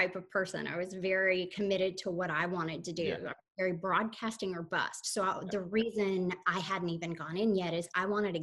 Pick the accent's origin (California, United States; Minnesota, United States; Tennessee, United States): Tennessee, United States; Soddy-Daisy; moved away as an adult; also born or lived in Texas / Florida; now in Palm Beach, United States; I'm originally from a tiny town no one has heard of called Soddy Daisy, Tennessee